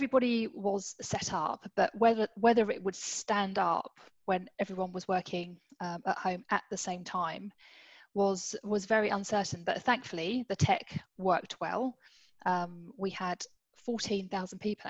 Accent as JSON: {"language": "English", "region": "London", "country": "United Kingdom", "tie": "born or raised there", "said": "I grew up in the East End of London, pretty humble beginnings"}